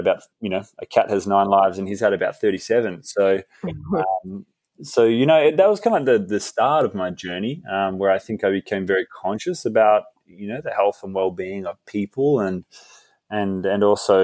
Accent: Fremantle, Western Australia, Australia; growing up under her guidance and in this community in Fremantle, just near Perth on the west coast

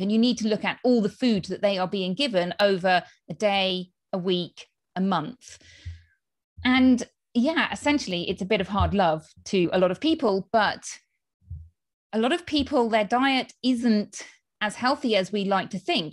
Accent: United Kingdom; moved away as an adult; now in Spain; as you can tell from my accent, I am from the U K

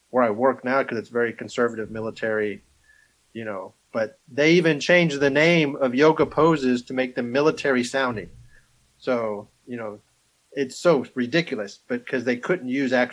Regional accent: Alabama, United States; You know, well, we're from Alabama.

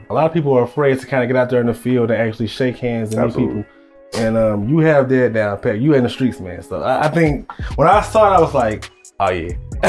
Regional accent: St. Louis, Missouri, United States; I'm actually not from the South, as you know. I'm from St. Louis, Missouri.

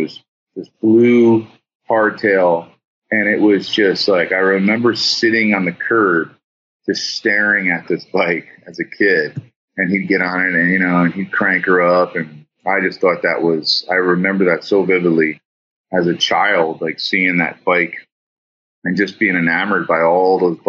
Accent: New Jersey, United States; moved away as an adult; now in California, United States; I'm a kid from Jersey

